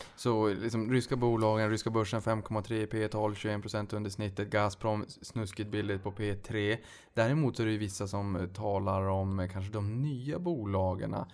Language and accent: Swedish; Sweden; vi som svenskar